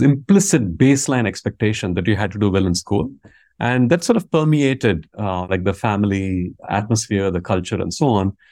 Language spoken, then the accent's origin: English; Vellore, Tamil Nadu, India; first language Tamil; English is a second language; moved away; I was born in a place called Vellore, uh, which is, I want to say, roughly hundred miles from Chennai.